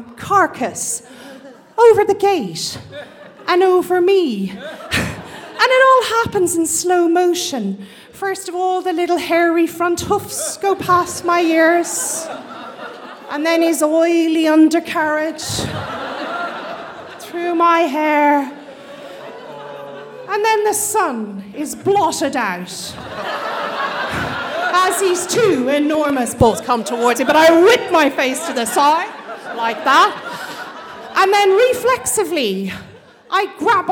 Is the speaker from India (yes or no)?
no; Australia; moved away as an adult; also born or lived in Scotland; some Aussie, Irish Aussie blow-in